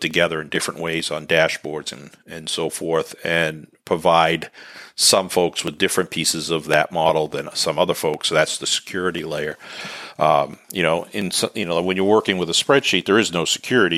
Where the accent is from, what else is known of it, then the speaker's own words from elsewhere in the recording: New England, United States; accent: New England; my New England accent